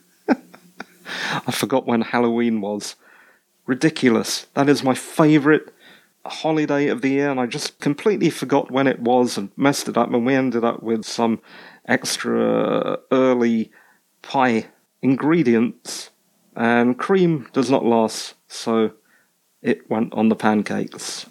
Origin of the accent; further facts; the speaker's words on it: United Kingdom; I'm British